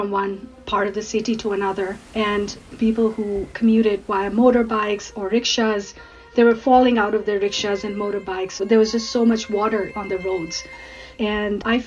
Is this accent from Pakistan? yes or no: yes; Karachi, Sindh, Pakistan; now in Alberta, Canada; I was born and raised in Pakistan